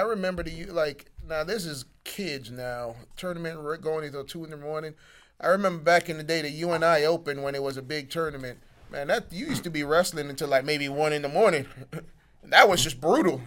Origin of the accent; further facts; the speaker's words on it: Jamaica; I'm Jamaican